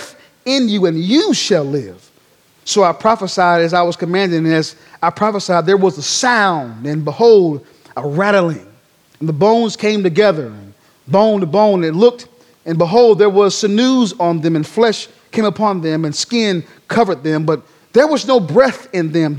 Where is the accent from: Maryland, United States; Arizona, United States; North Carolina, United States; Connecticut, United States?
North Carolina, United States; Durham; moved away as an adult; born and raised in Durham, North Carolina